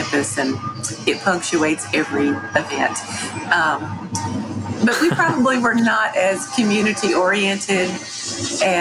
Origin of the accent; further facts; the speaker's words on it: Dublin, Virginia, United States; now in Emory, United States; I grew up in Southwest Virginia, mostly. I went to Pulaski County High School, which is in Dublin, Virginia